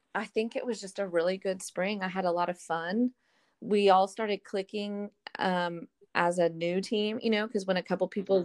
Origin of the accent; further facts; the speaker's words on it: Arlington, Texas, United States; moved away; I'm from Arlington, Texas.